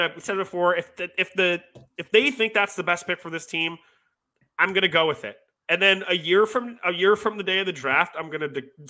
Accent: Westchester County, New York, United States; we're from Westchester County.

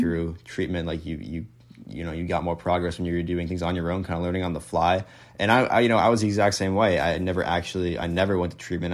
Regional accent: Connecticut, United States; I'm from New England, like so, like I'm from Connecticut

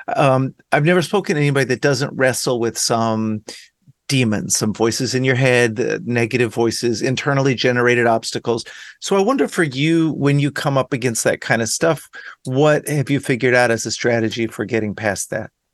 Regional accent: Dallas, Texas, United States; I grew up in Dallas

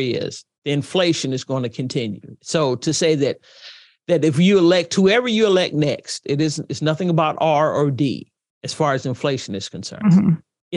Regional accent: United States; As an American

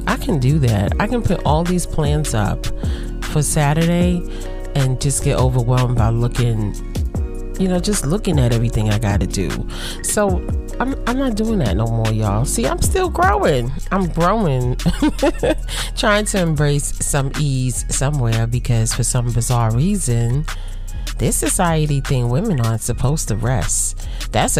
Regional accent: United States; I'm African American

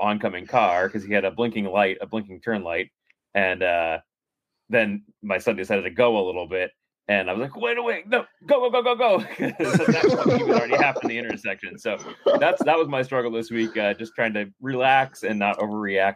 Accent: Indiana, United States; I'm from Indiana.

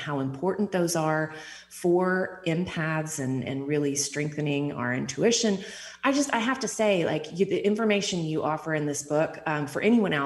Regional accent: East Texas, United States; growing up in East Texas

